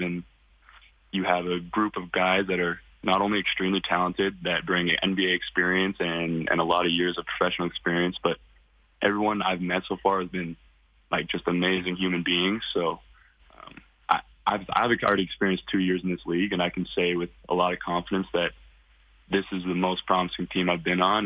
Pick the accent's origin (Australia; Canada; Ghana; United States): Canada; Kelowna, British Columbia; I'm from Kelowna, British Columbia. Um, raised my whole life there.